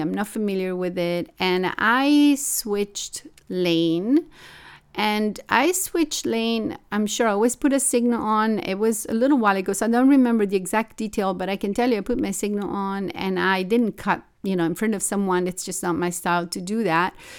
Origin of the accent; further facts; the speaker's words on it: Italy; also born or lived in Tokyo / New York; now in Los Angeles, United States; I grew up in Italy